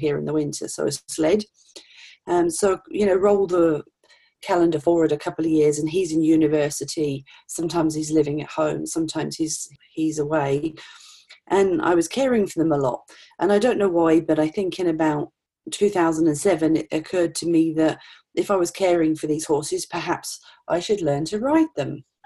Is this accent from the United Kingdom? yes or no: yes; Norfolk, East of England, United Kingdom; now in Regina, Canada; I grew up in Norfolk, England